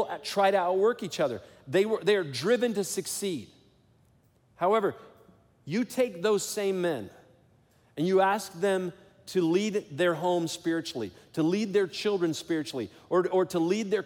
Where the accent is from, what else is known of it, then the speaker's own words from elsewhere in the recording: Detroit, Michigan, United States; I grew up in Detroit, Michigan